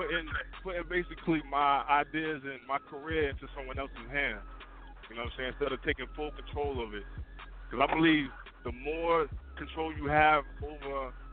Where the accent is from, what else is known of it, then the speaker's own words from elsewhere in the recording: Harrisburg, Pennsylvania, United States; man, calling from Harrisburg, Pennsylvania.